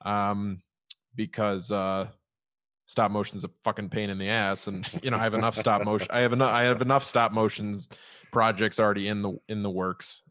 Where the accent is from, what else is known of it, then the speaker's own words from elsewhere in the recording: Chicago, Illinois, United States; I'm from Chicago, south side of Chicago